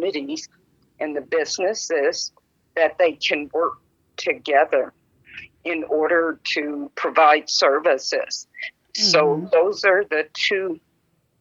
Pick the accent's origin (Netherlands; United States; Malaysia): United States; Las Vegas, Nevada; I was born and raised here in Las Vegas